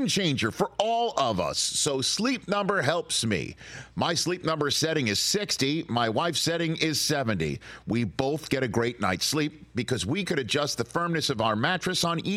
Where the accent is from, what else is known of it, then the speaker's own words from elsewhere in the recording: New York City, New York, United States; my hometown of Staten Island, New York